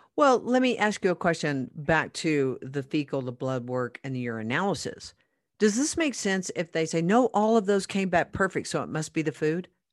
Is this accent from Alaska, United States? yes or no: no; Oklahoma, United States; now in Colorado, United States; I'm from Oklahoma